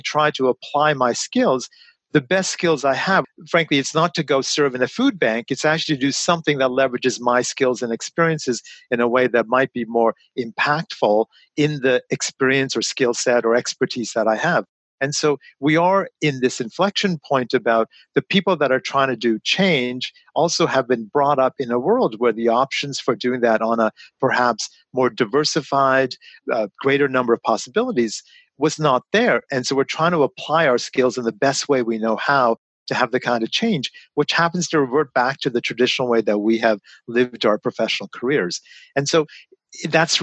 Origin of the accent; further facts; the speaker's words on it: London, Ontario, Canada; all of us ended up moving to London, Ontario. So I was about eight when I came to Canada